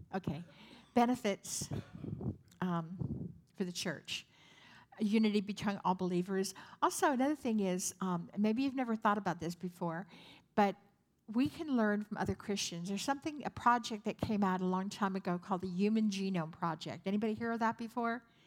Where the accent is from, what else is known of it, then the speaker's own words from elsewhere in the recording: San Francisco, California, United States; I'm from San Francisco